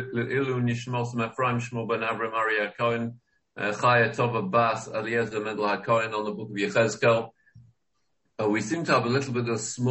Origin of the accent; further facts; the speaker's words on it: England, United Kingdom; I didn't know what to do myself as an Englishman